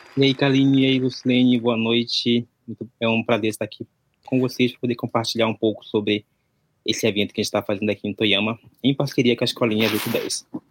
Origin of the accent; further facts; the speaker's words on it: interior near Manaus, Amazonas, Brazil; moved away as an adult; now in Japan; eu vim do, do Brasil, sou do Amazonas, da região norte, ali interior de Manaus